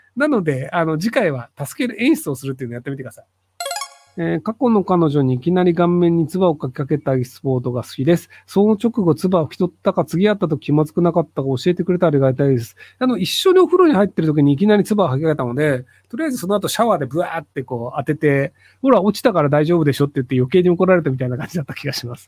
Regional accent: Kitakyushu, Fukuoka, Japan; 同じ北九州出身なんですけど

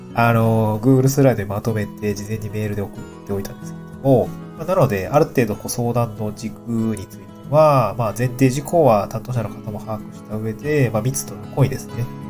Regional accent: Niigata, Japan; moved away; also born or lived in Tokyo; 私はに、あの、新潟で

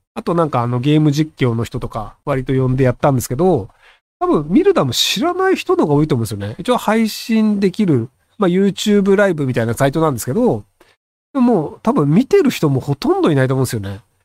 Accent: Japan; moved away; 日本人の側ですけどね、僕は外国人じゃないので

